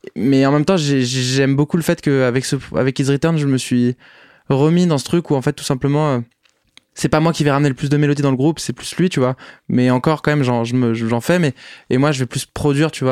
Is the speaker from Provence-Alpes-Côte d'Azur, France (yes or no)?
no; Paris, Île-de-France, France; Je suis né à Paris, pas très original, en 1997